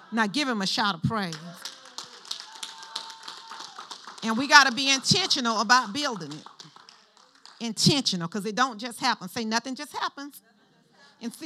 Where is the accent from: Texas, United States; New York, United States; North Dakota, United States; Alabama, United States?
Alabama, United States; we grew up in Alabama.